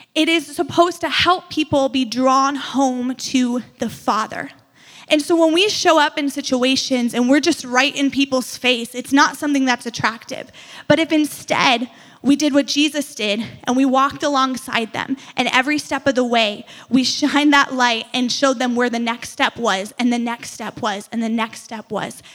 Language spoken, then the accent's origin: English; outside of Chicago, Illinois, United States; now in Madison, United States; I grew up outside of Chicago